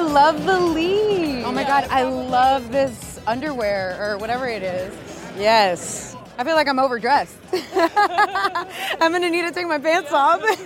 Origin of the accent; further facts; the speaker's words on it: Houston, Texas, United States; I was raised Pentecostal in the South, and it was a huge part of my identity. So many of my childhood pictures are of me with a toothless grin against the brick walls of my Pentecostal church in Houston, Texas